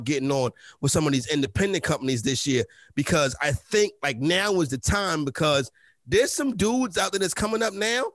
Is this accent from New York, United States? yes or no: yes; New York City, New York, United States; I grew up on Sugar Hill